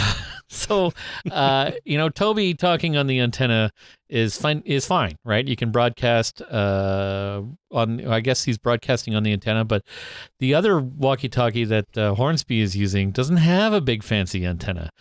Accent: Canada; me being Canadian

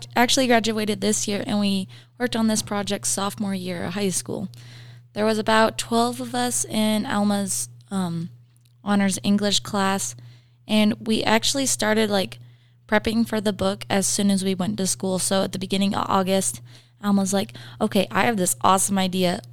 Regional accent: Montana, United States; now in Riverton, United States; I'm originally from Montana

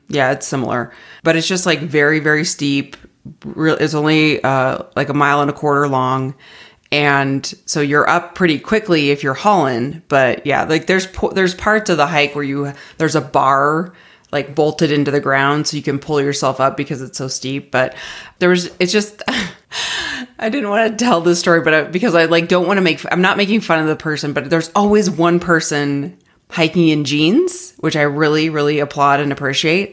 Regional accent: Arizona, United States; moved away as an adult; now in Denver, United States; I grew up in Arizona, have lived there my entire life, moved it, moved to Denver when I started grad school

